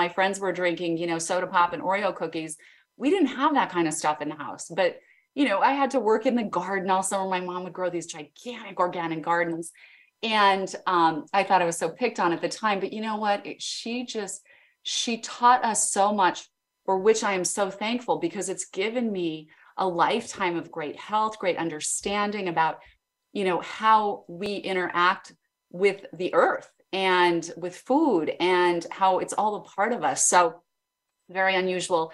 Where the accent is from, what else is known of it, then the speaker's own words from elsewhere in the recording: Idaho Falls, Idaho, United States; I grew up in Idaho, Idaho Falls, Idaho